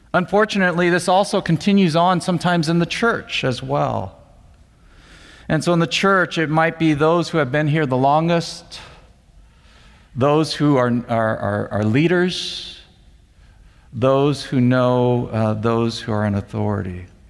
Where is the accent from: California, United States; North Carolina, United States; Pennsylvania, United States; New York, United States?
California, United States; Monterey Park; I grew up more specifically in Monterey Park and uh, attended Alhambra High School.